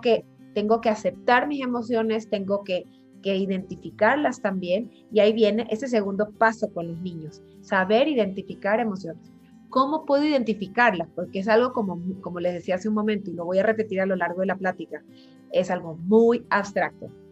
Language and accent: Spanish; Ecuador; moved away; also born or lived in Buenos Aires; yo soy ecuatoriana, como tú decías, pero vivo fuera hace mucho tiempo